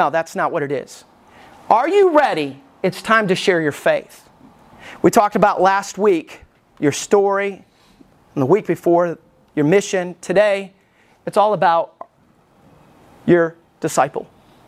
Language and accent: English; Alabama, United States; I grew up in Alabama. I know you can't tell by my accent. Don't sound like I lived in Alabama at all. But when I was a little boy, growing up in Alabama, I went to two different churches.